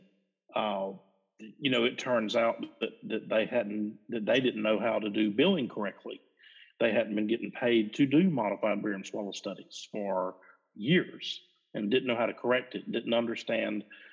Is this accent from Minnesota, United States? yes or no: no; rural South Georgia, United States; I'm in rural South Georgia